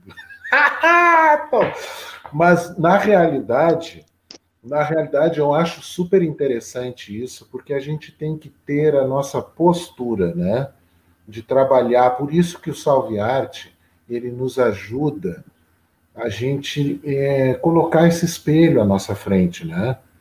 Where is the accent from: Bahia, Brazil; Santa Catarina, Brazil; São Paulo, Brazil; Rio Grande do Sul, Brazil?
Rio Grande do Sul, Brazil; Pelotas; also born or lived in Lavras do Sul / Porto Alegre; Eu sou de Lavras do Sul, Terra Buena, de Lavras do Sul, mas eu, eu vim para Pelotas, eu tinha seis anos de idade